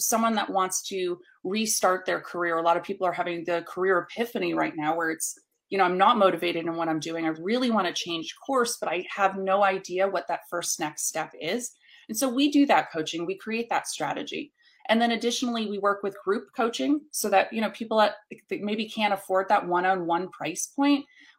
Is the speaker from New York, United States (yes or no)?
yes; New York City, New York, United States; now in Atlanta, United States; So I started in New York City. So I was originally from the North. I've since moved down south in 2010 to the Atlanta market.